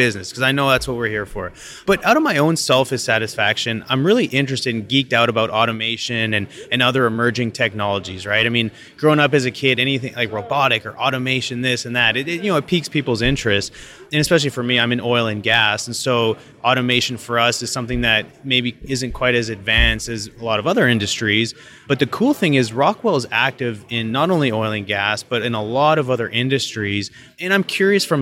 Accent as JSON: {"language": "English", "town": "Calgary", "region": "Alberta", "country": "Canada", "also_born_or_lived": "Pittsburgh / Denver", "moved": "as an adult", "said": "I'm originally from Calgary"}